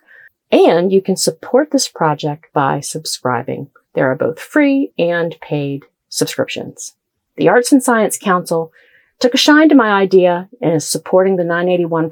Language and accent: English; Columbus, Ohio, United States; moved away as an adult; also born or lived in the South; now in Southern United States; I grew up near Columbus, Ohio